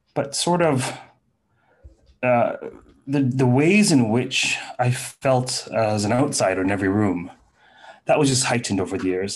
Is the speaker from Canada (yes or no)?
yes; Toronto, Ontario, Canada; I landed in Toronto at the age of three, right? So Toronto has been my home since